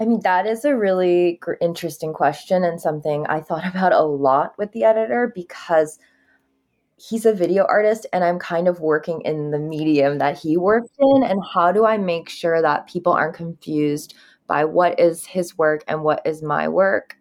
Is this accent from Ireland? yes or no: no; Japan; I grew up in Japan